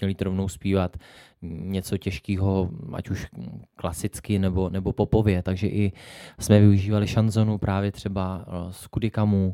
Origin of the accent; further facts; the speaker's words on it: Jihlava, Vysočina Region, Czechia; u nás v Kulturáku v Jihlavě